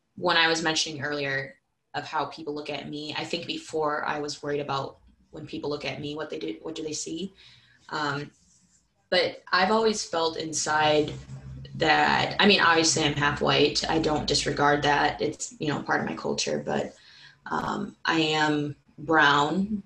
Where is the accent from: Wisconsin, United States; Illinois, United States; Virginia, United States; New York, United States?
Wisconsin, United States; Madison; I'm from Madison, so I fight people neck and neck. I'm from the city